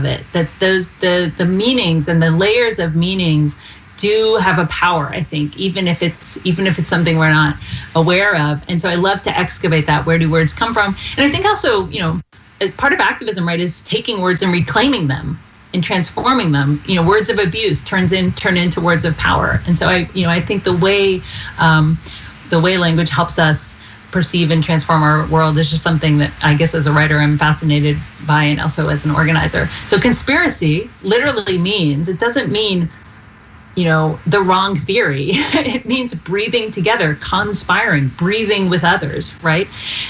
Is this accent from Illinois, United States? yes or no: no; Georgia, United States; Even though we're both from Georgia.